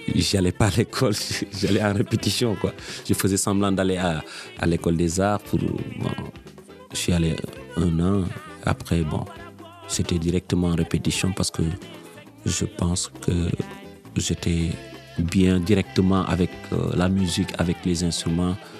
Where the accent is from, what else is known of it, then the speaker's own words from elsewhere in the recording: Senegal; moved away; je suis sorti du Sénégal